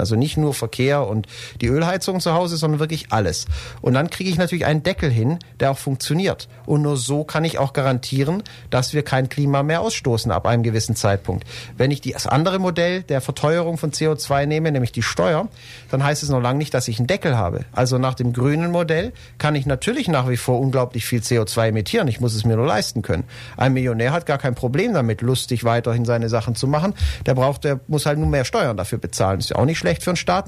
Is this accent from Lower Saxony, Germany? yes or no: no; Ulm, Baden-Württemberg, Germany; also born or lived in Berlin; Ulm auch 2050 die Stadt ist, meine Heimatstadt ist